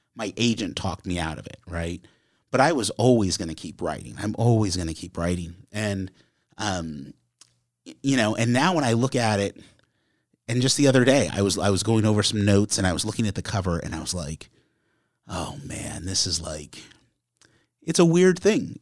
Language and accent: English; Connecticut, United States; where I grew up in Connecticut